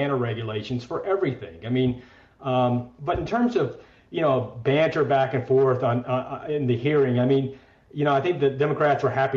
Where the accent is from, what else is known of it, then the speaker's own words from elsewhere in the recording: Mississippi, United States; my home state of Mississippi